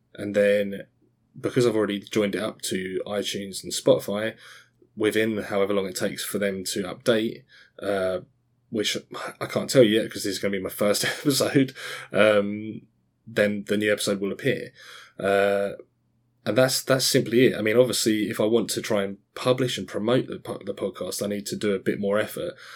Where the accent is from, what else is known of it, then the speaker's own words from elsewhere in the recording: Australia; also born or lived in Scotland; now in Essex, United Kingdom; I was born in Scotland, grew up in Australia, and then I've lived in sunny Essex in England for the, since then